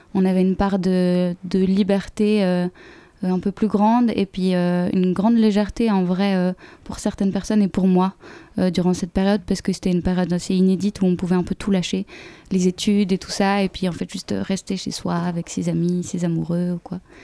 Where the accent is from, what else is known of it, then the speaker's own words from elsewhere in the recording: Switzerland; on est suisse